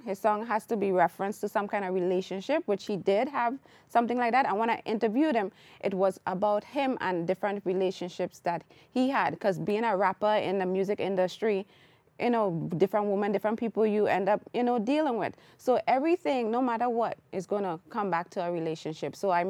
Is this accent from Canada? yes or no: no; Trinidad & Tobago; And I am Trinidadian.